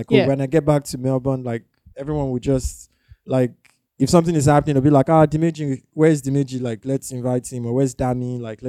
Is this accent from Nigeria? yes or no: yes; Nigeria; accent: Yoruba; I'm so angry now. My Yoruba accent is even slipping.